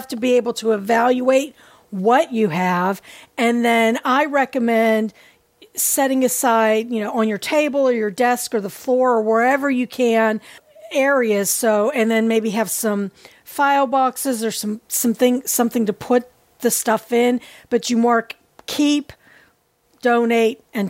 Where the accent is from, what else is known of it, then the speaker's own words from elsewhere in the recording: Pittsburgh, Pennsylvania, United States; Pittsburgh, Pennsylvania, which is my hometown.